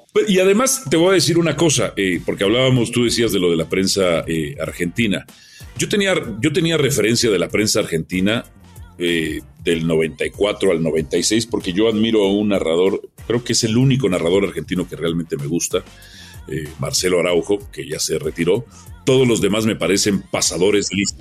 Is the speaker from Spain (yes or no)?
no; Mexico; Nosotros somos extraordinarios los mexicanos para ofender